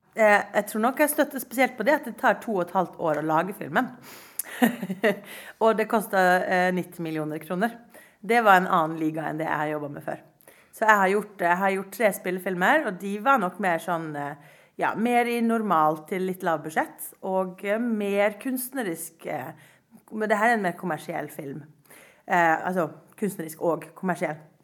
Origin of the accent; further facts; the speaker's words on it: Norway; jeg er norsk